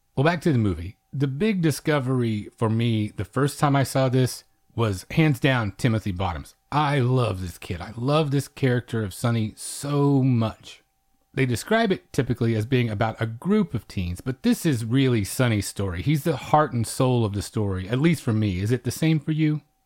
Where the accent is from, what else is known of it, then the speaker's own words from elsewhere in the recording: Oklahoma, United States; now in Texas, United States; I'm from Oklahoma, and we're kind of cousins with Texas in that way, so I grew up with a similar emphasis placed upon it